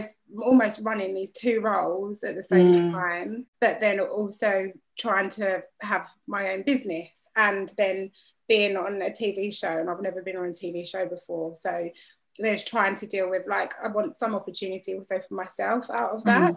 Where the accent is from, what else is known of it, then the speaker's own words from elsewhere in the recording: London, United Kingdom; also born or lived in Walthamstow, London; I was born in Walthamstow, East London, and I was brought up mainly in Gants Hill, which is like East but borderline Essex, really.